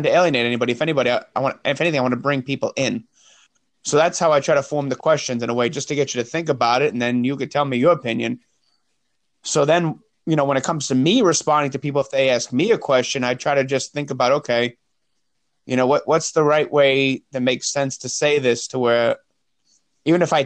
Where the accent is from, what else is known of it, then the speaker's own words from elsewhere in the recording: New York, United States; moved away as an adult; now in South Carolina, United States; I came down here right after high school, and I really didn't really want to move. I liked where I lived